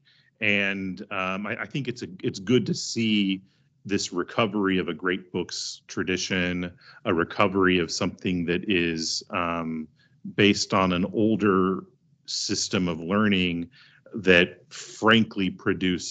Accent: Texas, United States; I'm from Texas

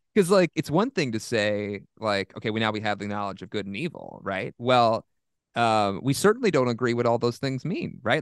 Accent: Southeast, United States; I'm from the Southeast

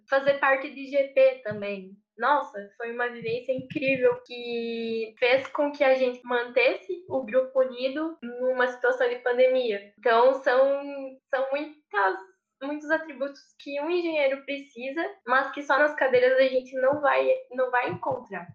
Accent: Erechim, Rio Grande do Sul, Brazil; sou de Erechim, no norte do Rio Grande do Sul

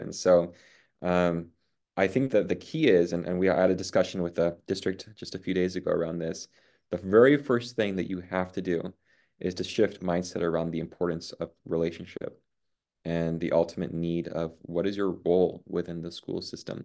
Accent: Puerto Rico; now in Cajon Valley, United States; I grew up in Puerto Rico

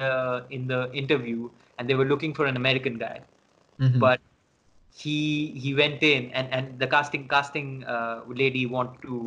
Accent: London, United Kingdom; knew that I was from this thing. I was from London.

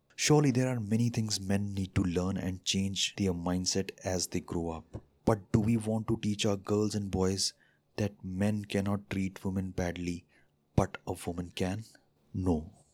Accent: India; as an Indian

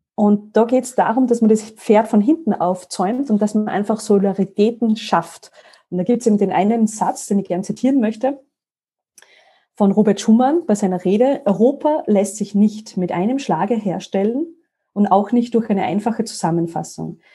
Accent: Salzburg mountains, Austria; moved away as an adult; also born or lived in Paris / Brussels; Ich komme ursprünglich aus Salzburg, aus den Salzburger Bergen. Und äh, warum erwähne ich das? Weil ich bin in einer Frühstückspension aufgewachsen

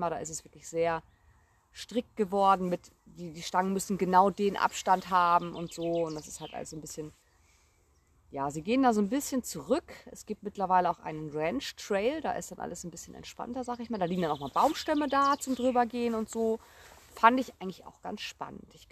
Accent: North Rhine-Westphalia, Germany; Ich komme ja ursprünglich aus NRW.

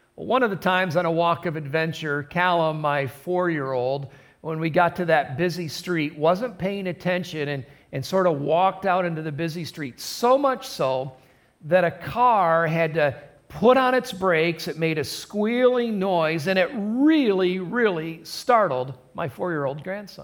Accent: Adrian, Michigan, United States; I was born in Adrian, Michigan, just about 30 miles north of here. Uh, born and raised in a Christian home

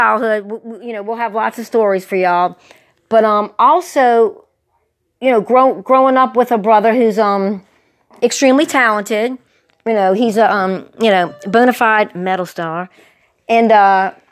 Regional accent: River Ridge, Louisiana, United States; we grew up in River Ridge

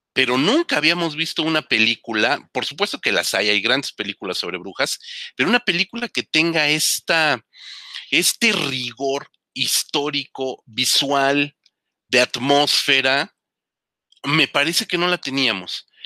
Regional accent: Mexico; nosotros como mexicanos aquí viviendo en, la ciudad más grande del mundo

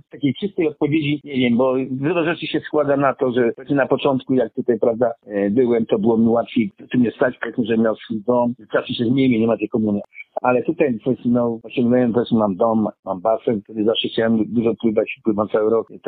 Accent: Poland; moved away as an adult; also born or lived in London, United Kingdom; now in Australia; w Londynie, jak uciekłem z Polski.

